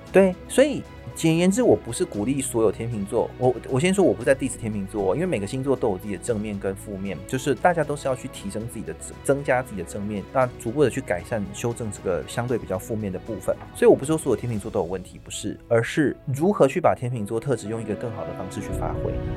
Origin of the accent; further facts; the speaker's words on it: Taiwan; 我们身为台湾人就要这样